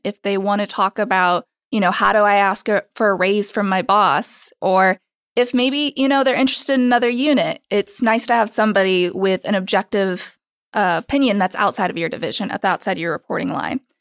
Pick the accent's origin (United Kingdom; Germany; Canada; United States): United States; Oklahoma; now in New York City, United States; I'm from Oklahoma